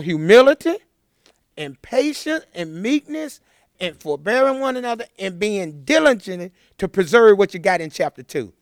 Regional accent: Chattanooga, Tennessee, United States; I grew up in Chattanooga. I grew up in the inner city, single parent home.

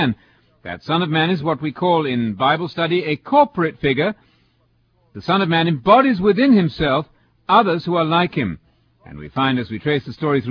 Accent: England, United Kingdom; now in United States; England, my home country

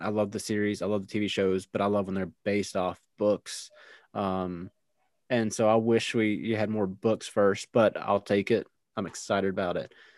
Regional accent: United States; I'm American

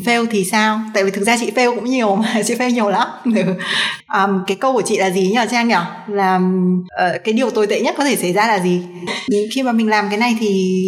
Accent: Hanoi, Vietnam; moved away as an adult; chị sinh ra và lớn lên ở Hà Nội cả 18 năm

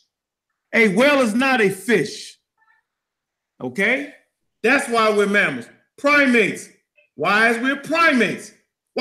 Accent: Baltimore, Maryland, United States; Dogs or dugs, like we say in Baltimore, Maryland. Yeah, I'm from Park Heights.

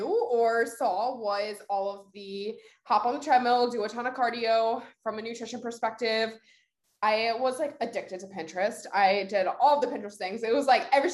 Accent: Delaware, United States; moved away as an adult; now in New Jersey, United States; Grew up in Delaware. That's where I went to college. That's where I was born and raised

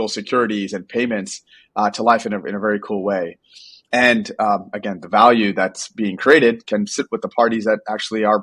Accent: New York City, New York, United States; I'm a first generation immigrant, grew up in Brooklyn, and growing up in New York

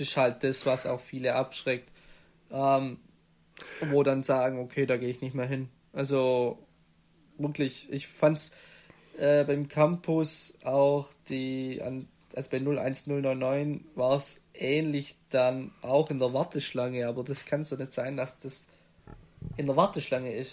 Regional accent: Stuttgart area, south towards Tübingen, Baden-Württemberg, Germany; Raum Stuttgart, dann Klassiker, gehst Richtung Tübingen oder äh, gehst südlicher

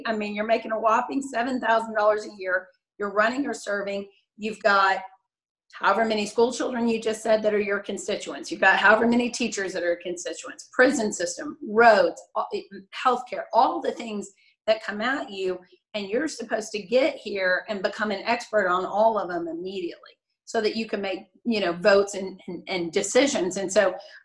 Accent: Denton, Texas, United States; also born or lived in Austin, Texas; I grew up in Denton

